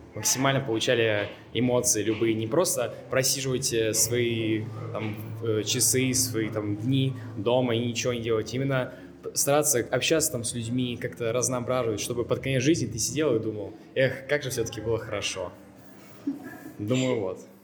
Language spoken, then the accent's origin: Russian; Voronezh, Voronezh Oblast, Russia; Я приехал из Воронежа, такой провинциальный город, может, вы слышали. Очень уютный и любимый